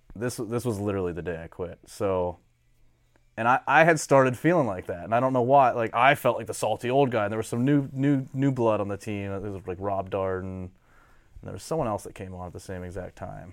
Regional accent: Titusville, United States; I'm from Titusville

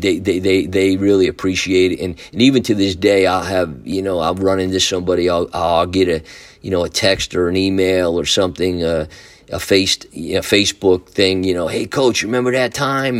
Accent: Newburgh, New York, United States; the Newburgh City School District called me and asked me if I was interested in coming back to Newburgh to teach and to coach.

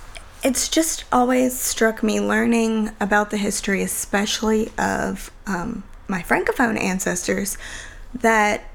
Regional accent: South Louisiana, United States

